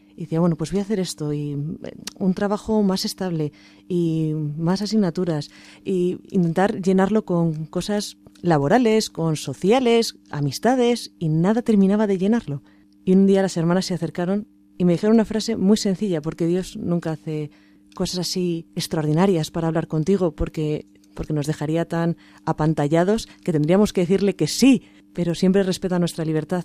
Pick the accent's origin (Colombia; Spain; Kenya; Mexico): Spain; Valencia, Valencian Community; soy de Valencia